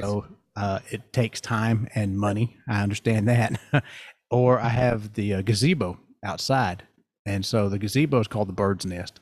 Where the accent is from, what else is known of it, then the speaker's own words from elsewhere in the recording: the South, United States; I'm from the South